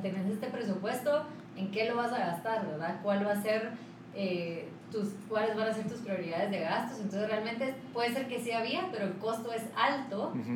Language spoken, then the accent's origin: Spanish; Guatemala; soy una, una guatemalteca